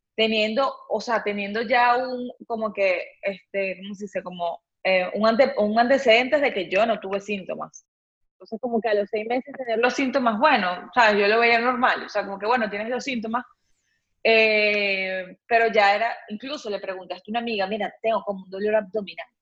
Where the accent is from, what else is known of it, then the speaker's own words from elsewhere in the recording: Venezuela; now in Panama; yo soy de Venezuela, no sé si lo dije en un principio, bueno, pero yo soy de Venezuela